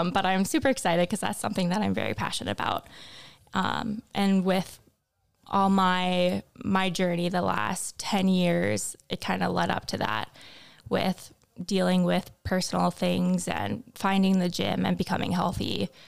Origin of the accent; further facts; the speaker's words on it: Fargo, North Dakota, United States; Um, I grew up around the Fargo Moorhead area.